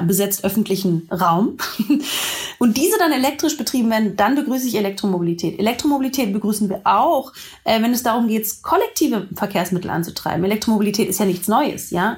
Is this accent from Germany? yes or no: yes; Berlin, Germany; Ich bin ja auch Berlinerin.